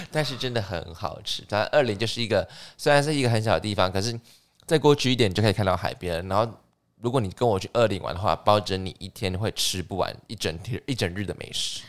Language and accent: Chinese; Erlin, Changhua County, Taiwan; moved away; 我好久没回家，我要回彰化一趟。嗯哼。我是彰化人